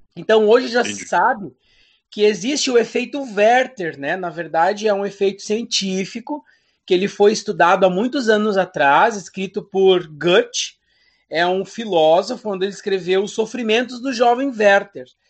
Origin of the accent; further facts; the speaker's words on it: Rio Grande do Sul, Brazil; now in Santa Catarina, Brazil; eu sou natural do Rio Grande do Sul